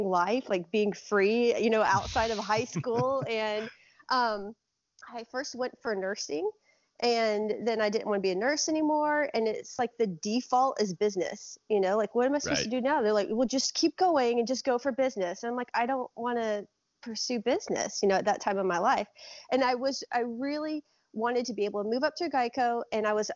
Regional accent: Lakeland, Florida, United States; moved away as an adult; now in Minnesota, United States; Born and raised in Central Florida, actually right next to you in Lakeland.

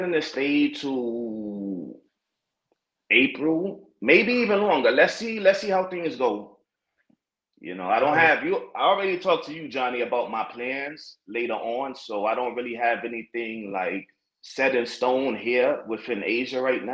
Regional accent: United States; moved away as an adult; now in Shenzhen, China; I'm from the States

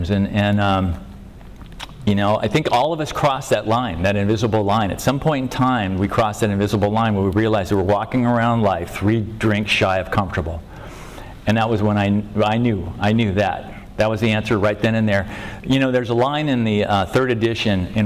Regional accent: Venice, California, United States; born and raised in Venice, where the debris meets the sea.

